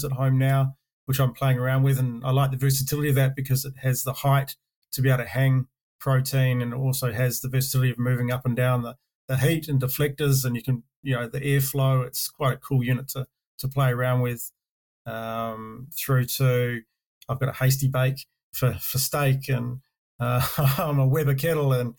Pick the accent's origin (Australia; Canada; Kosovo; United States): Australia; Karratha, Western Australia; moved away as an adult; also born or lived in Dampier, Australia / Perth, Australia; now in New Zealand; I'm actually Australian. Originally, I say I was born and raised in the northwest of Western Australia. Born in Dampier, grew up in Karratha, and then moved down to Perth when I was in my older years.